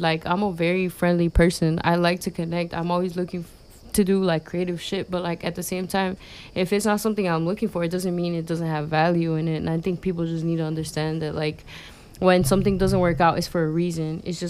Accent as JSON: {"language": "English", "country": "United States", "tie": "born or raised there", "said": "we're from the South Side, we're both born there"}